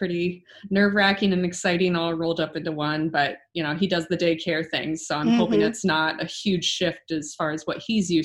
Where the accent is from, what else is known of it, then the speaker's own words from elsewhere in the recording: Ohio, United States; I grew up here. I'm an Ohioan, born and bred